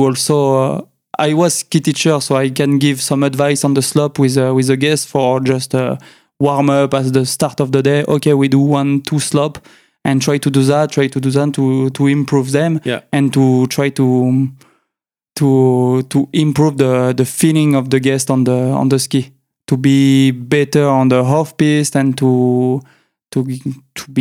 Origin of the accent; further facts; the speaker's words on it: Chambéry, Auvergne-Rhône-Alpes, France; accent: French; English is a second language; I was born in Chambéry, so it's the capital of the Savoie, French department in the French Alps